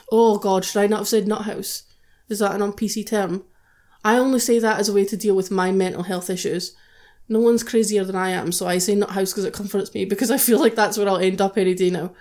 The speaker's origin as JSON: {"language": "English", "country": "United Kingdom", "said": "we're British"}